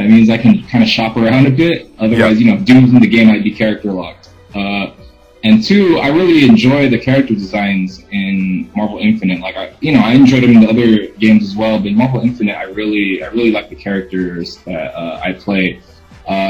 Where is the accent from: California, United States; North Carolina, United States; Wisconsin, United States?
California, United States; Los Angeles; I'm from Los Angeles